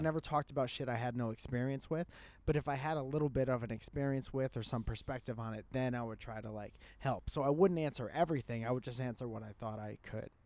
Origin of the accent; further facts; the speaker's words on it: Connecticut, United States; I was a musician from Connecticut